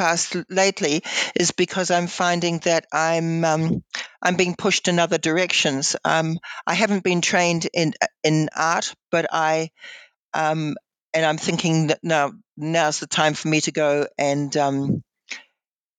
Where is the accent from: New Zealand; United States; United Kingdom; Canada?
New Zealand; now in Blue Mountains, Australia; I had been born and bred in New Zealand